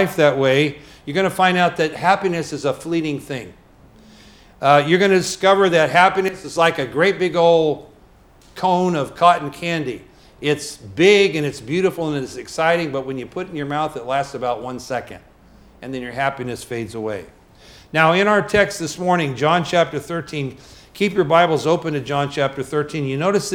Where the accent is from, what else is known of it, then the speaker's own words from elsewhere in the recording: United States; as American citizens